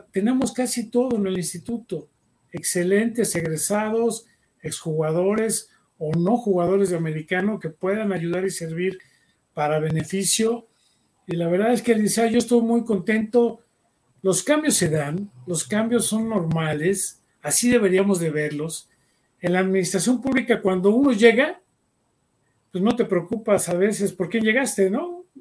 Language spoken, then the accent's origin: Spanish; Mexico; todos somos mexicanos y además seres humanos